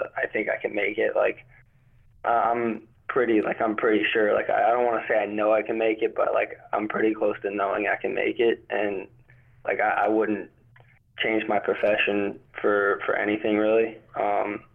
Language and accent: English; North Carolina, United States; also born or lived in New Jersey; I moved down to North Carolina before I was even a year old.